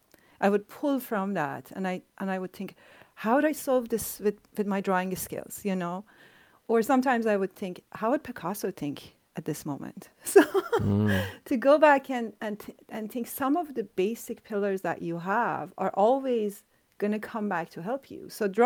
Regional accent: Iran; now in Canada; like I came from Iran to Canada.

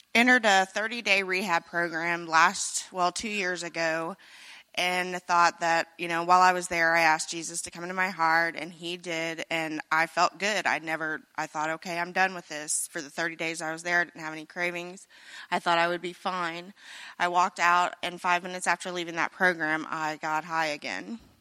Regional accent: Carrollton, Missouri, United States; I'm from Carrollton, Missouri, not too far away, so I'm a local

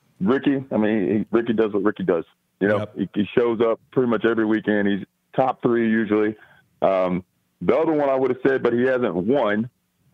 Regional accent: College Station, Texas, United States; I'm down from College Station, Texas.

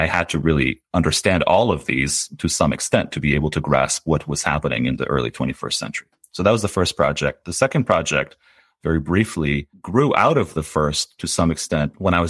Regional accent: Tehran, Tehran Province, Iran; also born or lived in California, United States / Ottawa, Canada; And then I grew up in Iran. I was in Tehran and then in a little town by the Caspian Sea until I was 10.

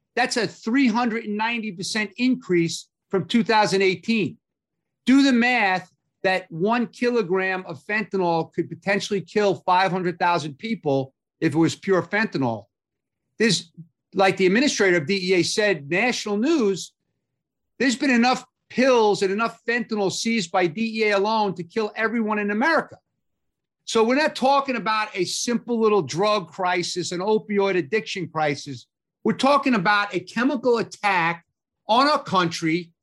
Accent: Long Island, New York, United States; we're from Long Island together.

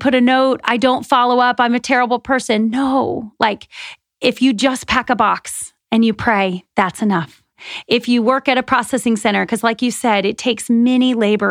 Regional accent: United States; growing up in America

